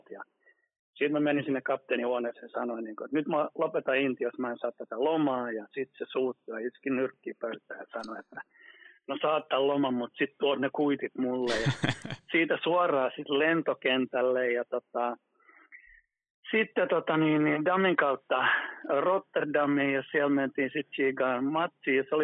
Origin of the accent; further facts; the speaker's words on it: Vienna, Austria; born there; Nekin oli asunut ulkomailla ja mäkin olen syntynyt Viinissä ja näin päin pois.